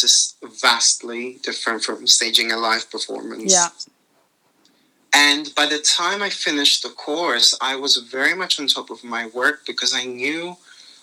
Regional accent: Limassol, Limassol District, Cyprus; moved away as an adult; now in London, United Kingdom; I was born in Limassol, Cyprus in 1992. I had a very nice upbringing by the sea

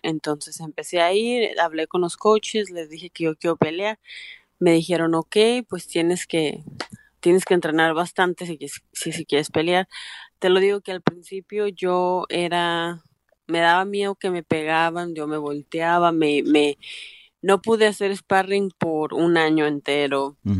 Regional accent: Aguascalientes, Mexico; now in Canada; estaba un poco peligrosa en México, en Aguascalientes

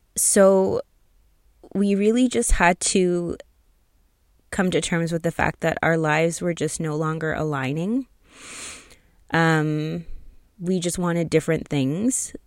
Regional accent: outside of Toronto, Ontario, Canada; I'm from Canada, so for those of you who don't know, I was born in Toronto, raised outside of Toronto

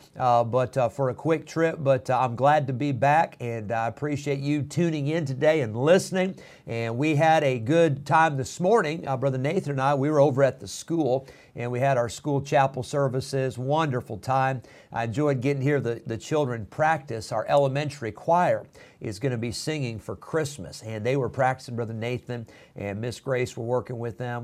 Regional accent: Rockford, Illinois, United States; I was a boy growing up in Rockford, Illinois

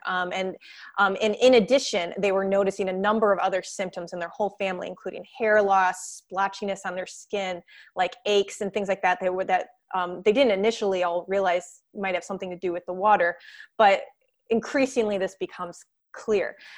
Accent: St. Joseph, Michigan, United States; I did grow up in Michigan, though, way on the other side of the state, a little town called Saint Joseph

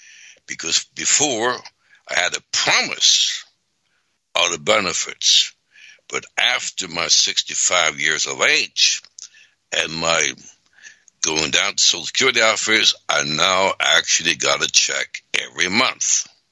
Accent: Sweden; now in United States; because I came here in 63 from Sweden, and first I had regular jobs, and then I became a minister

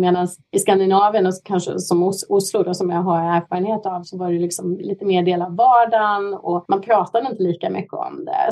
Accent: Hagfors, Värmland, Sweden; moved away as an adult; now in Vancouver, Canada; jag är ju värmlänning, född och uppvuxen i Hagfors i Nordvärmland

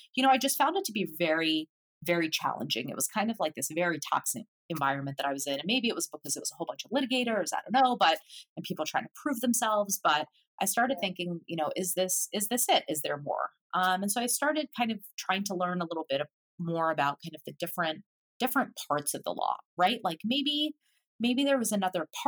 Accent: Philadelphia, Pennsylvania, United States; moved away as an adult; now in Boston, United States; I had always lived in Philadelphia. Like I grew up in Philadelphia

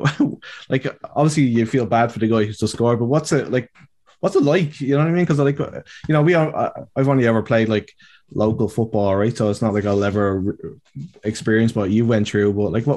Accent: Ireland; our problem as Irish people

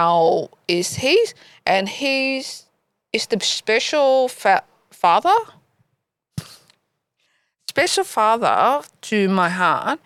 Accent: Ho Chi Minh City, Vietnam; accent: Vietnamese; first language Vietnamese; English is a second language; also born or lived in Nguyen Nhan, Vietnam / Adelaide, Australia; now in Australia; I grew up in Saigon and my accent still is Vietnamese, but half is Nguyen Nhan and half is Saigon because I born and grown up there

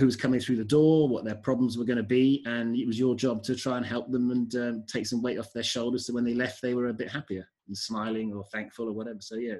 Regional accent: Bath, South West England, United Kingdom; also born or lived in Birmingham, United Kingdom / United States / London, United Kingdom; Came back and lived in London for a year from the ages of 10 to 11. And then from London, moved to Bath for secondary school and stayed in Bath till I was about 19.

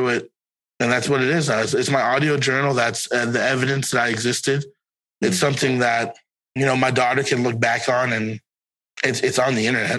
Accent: Florida, United States; And I'm like, I'm from Broward County.

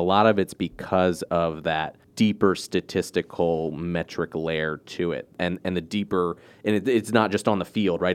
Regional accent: Maryland, United States; I grew up in Maryland

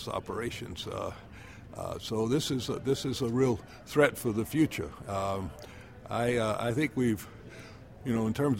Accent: Orangeburg, South Carolina, United States; moved away; Well, I was born and raised in Orangeburg, South Carolina, which sits nicely on the banks of the North Edisto.

